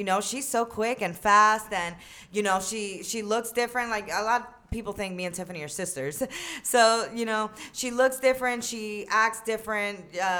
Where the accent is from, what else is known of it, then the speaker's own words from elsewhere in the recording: New York, United States; moved away as an adult; No, yeah, I moved from New York to Florida for college, and I went to college out there.